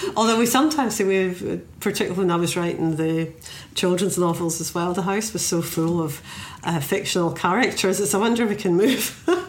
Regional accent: Scotland, United Kingdom; myself as a Scottish poet

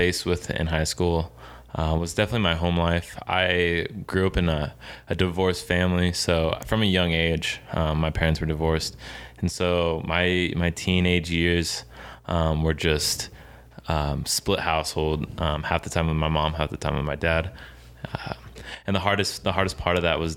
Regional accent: Kansas City, United States; moved away as an adult; also born or lived in Springfield; I'm also from Kansas City

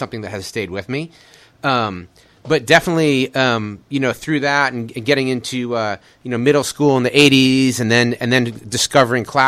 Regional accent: Chicago, Illinois, United States; moved away as an adult; also born or lived in San Francisco; now in Austin, United States; I grew up in Chicago in the 1970s

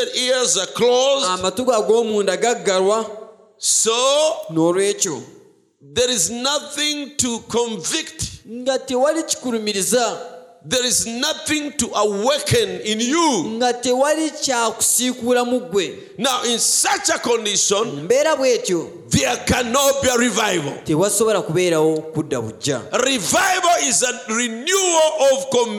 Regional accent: United States; I'm American

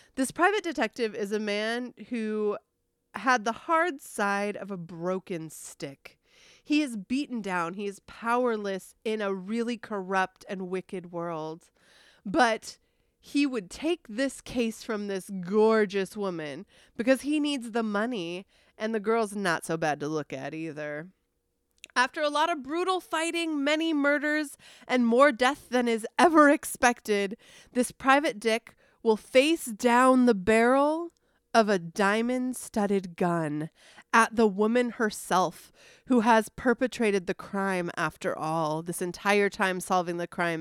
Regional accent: San Diego, California, United States; I grew up in San Diego

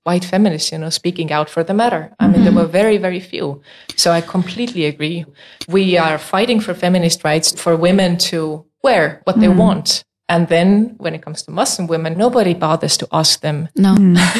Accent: Estonia; now in Denmark; I come from Estonia

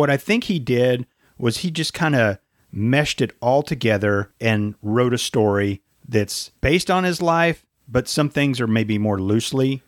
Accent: United States; accent: American; in my American accent

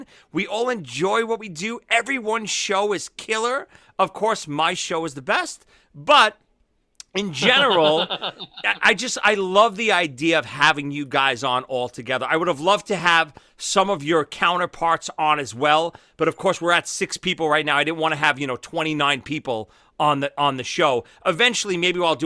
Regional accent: New York, United States; I'm from New York, from Brooklyn.

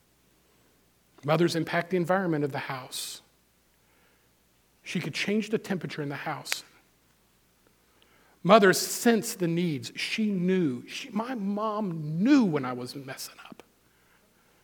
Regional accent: Missouri, United States; I grew up in Missouri 60 years ago

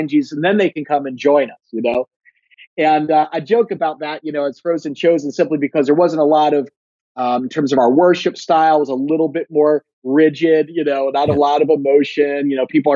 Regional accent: Northeast, United States; growing up in the Northeast, it's kind of a post-Christian culture

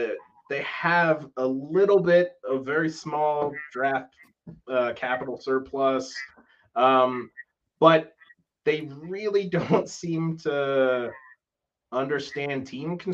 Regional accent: Oregon, United States; I grew up in Oregon.

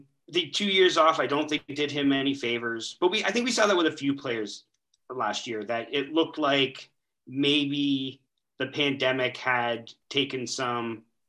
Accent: Canada; I'm a Canadian

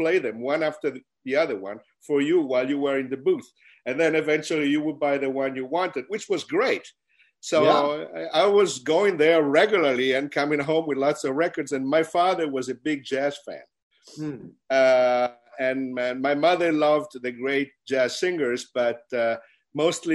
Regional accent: Milan, Lombardy, Italy; I was born and raised in Milan, Italy.

